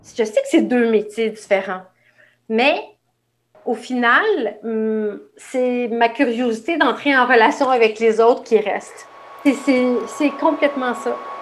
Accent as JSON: {"language": "French", "town": "Oka", "region": "Quebec", "country": "Canada", "tie": "born or raised there", "said": "Quand j'étais jeune, j'habitais à Oka"}